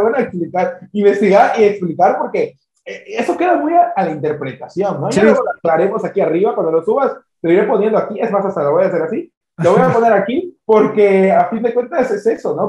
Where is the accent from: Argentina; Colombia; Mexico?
Mexico; Yucatán; yo soy de Yucatán, eh, eh, yo estoy aquí eh, en, este estado